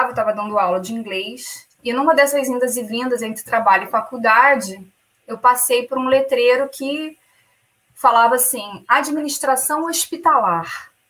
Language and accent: Portuguese; Rio de Janeiro, Brazil; moved away as an adult; now in Dublin, Ireland; tô, na, tô em Dublin, na Irlanda. É, tô aqui há quatro anos e meio. Originalmente eu sou do Rio, do Rio de Janeiro.